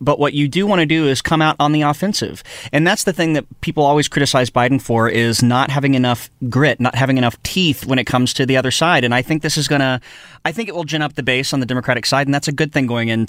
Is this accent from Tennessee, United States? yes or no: yes; East Tennessee, United States; coming from East Tennessee